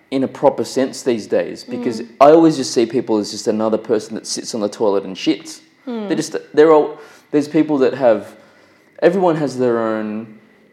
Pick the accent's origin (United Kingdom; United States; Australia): Australia; I'm from Australia